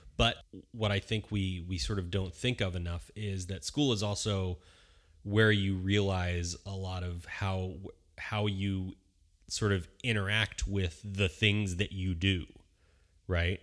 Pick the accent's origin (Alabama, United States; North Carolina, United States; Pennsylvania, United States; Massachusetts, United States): Pennsylvania, United States; Bucks County, Philadelphia; now in Southern California, United States; we lived in Bucks County, Pennsylvania, uh, which is right outside of Philadelphia